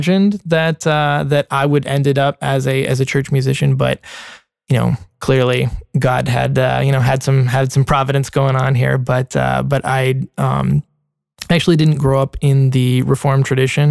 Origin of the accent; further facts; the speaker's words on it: Middle Tennessee, United States; also born or lived in Nashville, Tennessee; I grew up in Middle Tennessee.